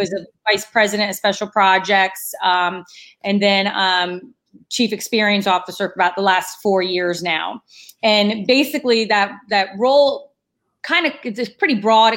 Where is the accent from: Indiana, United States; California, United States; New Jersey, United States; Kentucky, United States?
New Jersey, United States; moved away as an adult; also born or lived in North Carolina; I grew up in New Jersey. So born and raised New Jersey, and then went to North Carolina for college